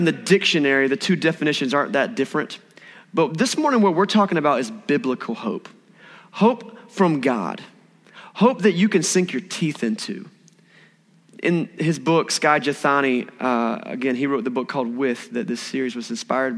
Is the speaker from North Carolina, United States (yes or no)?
yes; Eastern North Carolina, United States; I grew up in Eastern North Carolina.